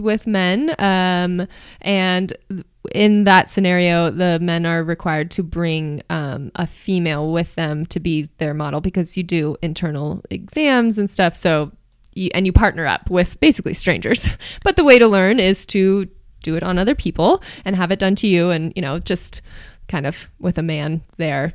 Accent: Marin County, California, United States; moved away as an adult; also born or lived in New York City, New York; now in Boulder, United States; I'm from Marin County, California

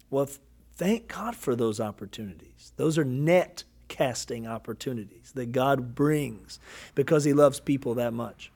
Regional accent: Kentucky, United States; I'm from Kentucky

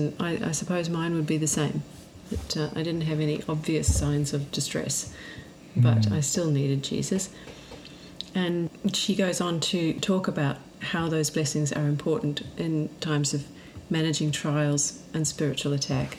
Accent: New Zealand; myself being New Zealand, and actually my heritage in England as well.

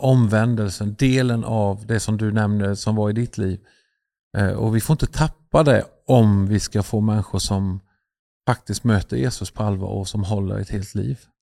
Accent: Sweden; vi är ju svenskar

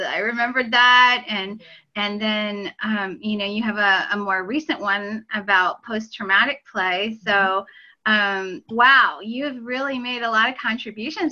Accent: Pennsylvania, United States; moved away as an adult; also born or lived in Illinois; I was from Pennsylvania. I went to Penn State.

